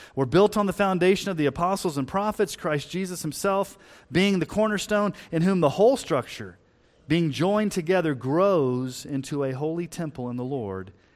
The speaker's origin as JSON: {"language": "English", "region": "Texas", "country": "United States", "tie": "born or raised there", "also_born_or_lived": "Colorado", "moved": "yes", "said": "before we moved to Colorado, when we were growing up in Texas"}